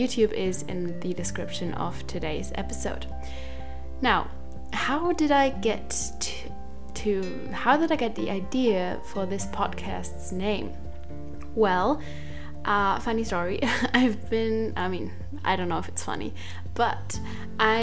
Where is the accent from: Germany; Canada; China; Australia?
Germany; English is a second language; I'm from Germany, so if my English is not perfect, then that's why